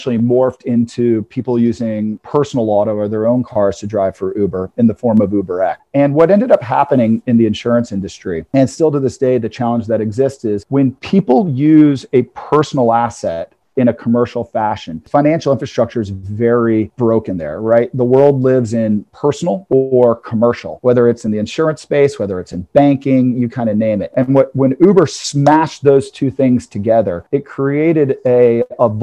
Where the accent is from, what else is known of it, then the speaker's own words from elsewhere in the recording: Atlanta, Georgia, United States; I'm born and raised in Atlanta